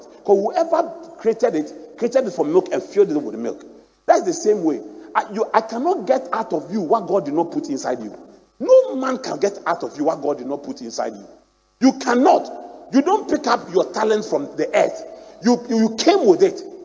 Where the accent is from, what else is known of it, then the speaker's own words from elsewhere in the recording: Ghana; also born or lived in Akyem; I grew up in Anabraka